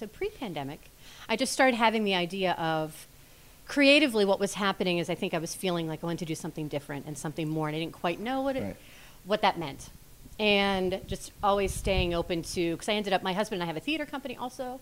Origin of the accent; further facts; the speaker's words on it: Allison Park, Pennsylvania, United States; I grew up in Allison Park.